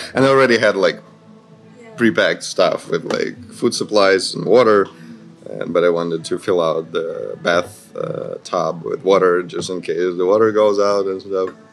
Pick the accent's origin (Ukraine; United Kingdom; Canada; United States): Ukraine; Kyiv; moved away as an adult; now in Manila, Philippines; I'm from Kiev, Ukraine.